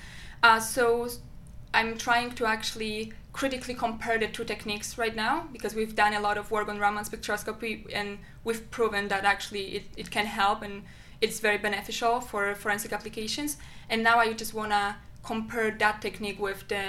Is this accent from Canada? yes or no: no; Poland; moved away as an adult; now in Albany, United States; my home country